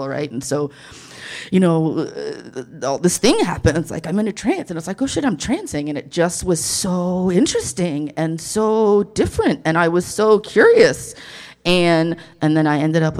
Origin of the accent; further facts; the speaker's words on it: the Bible Belt / the South, United States; I was raised in the Bible Belt